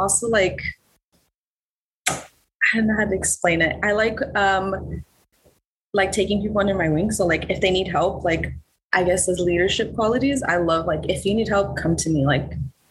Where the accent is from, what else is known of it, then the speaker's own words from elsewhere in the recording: Los Angeles, California, United States; now in Chicago, United States; I'm from